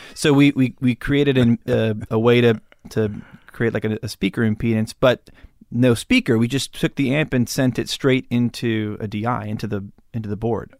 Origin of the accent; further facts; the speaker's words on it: Malibu, California, United States; I grew up in Malibu.